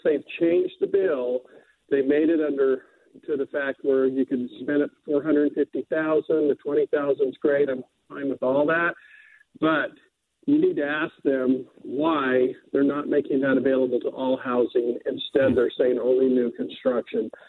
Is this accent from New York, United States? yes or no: no; Florida, United States; now in Mill Creek, Utah, United States; I'm originally from Florida